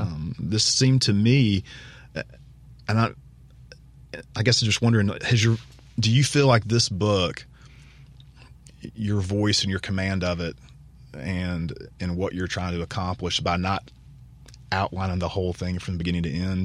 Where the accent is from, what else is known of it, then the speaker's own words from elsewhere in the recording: Vicksburg, Mississippi, United States; I grew up in Vicksburg